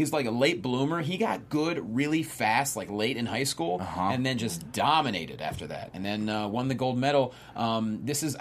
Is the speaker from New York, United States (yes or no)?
no; Pennsylvania, United States; now in Los Angeles, United States; my home state of Pennsylvania